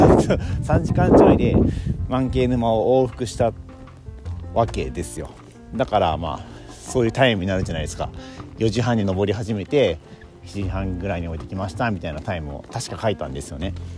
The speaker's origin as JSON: {"language": "Japanese", "region": "Kansai", "country": "Japan", "said": "僕関西人だからね"}